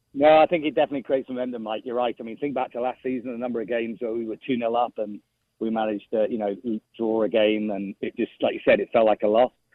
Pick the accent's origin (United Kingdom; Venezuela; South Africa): United Kingdom; England; as an Englishman